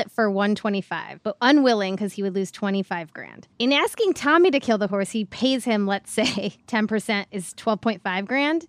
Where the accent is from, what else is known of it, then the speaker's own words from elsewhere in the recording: Ohio, United States; I'm from its less fancy next door neighbor, Ohio